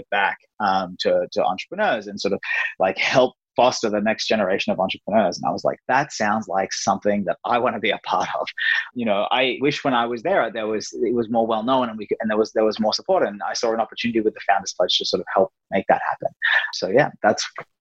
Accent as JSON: {"language": "English", "town": "Brisbane", "region": "Queensland", "country": "Australia", "said": "I'm from Brisbane"}